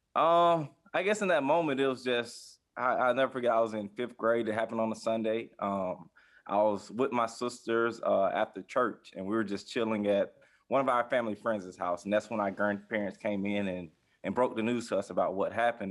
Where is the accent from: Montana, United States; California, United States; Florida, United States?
Florida, United States; Jacksonville; I'm from Jacksonville, Florida, uh, born and raised here on the West Side